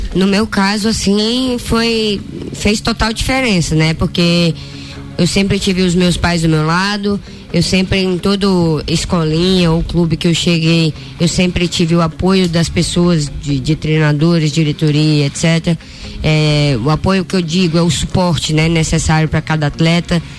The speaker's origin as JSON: {"language": "Portuguese", "region": "Ceará", "country": "Brazil", "moved": "yes", "said": "Eu que sou nordestina, cearense, saí né, tão cedo de casa"}